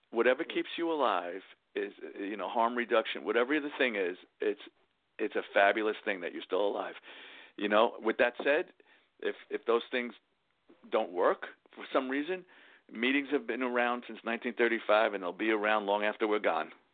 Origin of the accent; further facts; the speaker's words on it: New York City, New York, United States; also born or lived in Queens; I grew up in the Bronx, but we moved to Queens